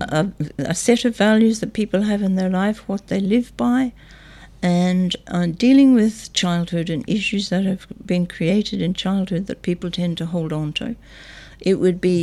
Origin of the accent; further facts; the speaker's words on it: Northern Ireland, United Kingdom; moved away as an adult; also born or lived in England; now in Mornington, Australia; I was born in Northern Ireland, brought up and educated in Northern Ireland